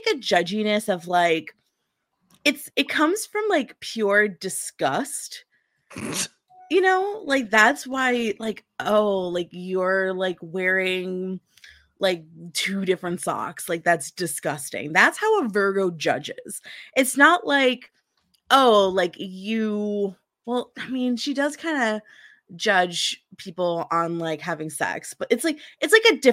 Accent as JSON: {"language": "English", "region": "New Jersey", "country": "United States", "said": "I'm from New Jersey"}